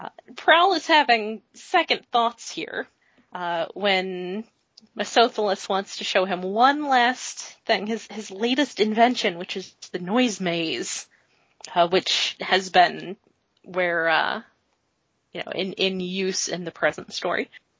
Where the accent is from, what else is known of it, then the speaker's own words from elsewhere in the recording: United States; I, as an American